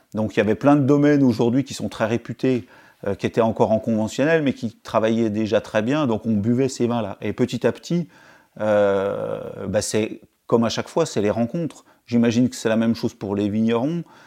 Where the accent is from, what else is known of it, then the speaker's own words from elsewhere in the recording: Pontarlier, Bourgogne-Franche-Comté, France; also born or lived in Arbois; j'étais originaire de Pontarlier, c'est une, c'est une, c'est en Franche-Comté